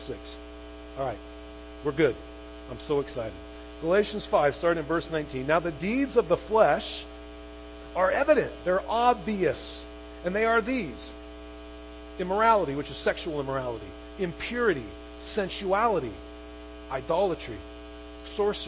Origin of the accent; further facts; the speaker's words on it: Chino, California, United States; I grew up in Chino